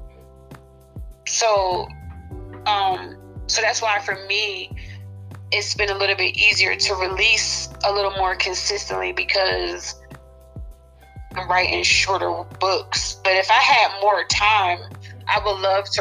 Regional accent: Trenton, New Jersey, United States; moved away as an adult; now in Texas, United States; I used to live in New Jersey. I live in Texas now, so I'm from New Jersey.

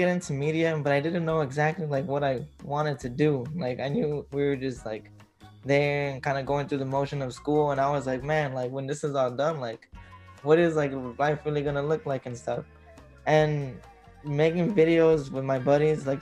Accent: Chicago, Illinois, United States; I grew up here in Southwest Chicago

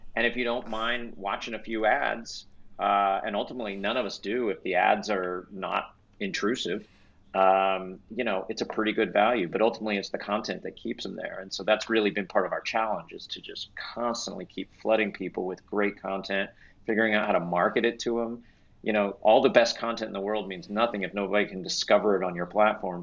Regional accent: Texas, United States; now in Los Angeles, United States; I grew up in Texas

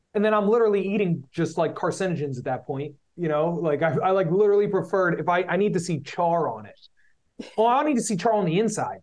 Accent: Philadelphia, Pennsylvania, United States; we're from Philly

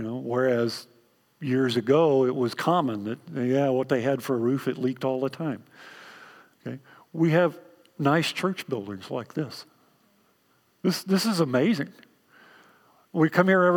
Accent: Texas, United States; accent: Texan; My native language is Texan

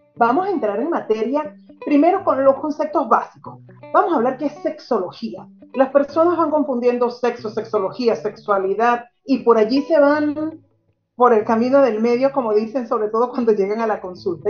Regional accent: Venezuela; moved away as an adult; now in Argentina; ambos somos originarios de Venezuela, pero ambos estamos adoptados en diferentes países. Él está adoptado en Chile, yo estoy adoptada en Argentina

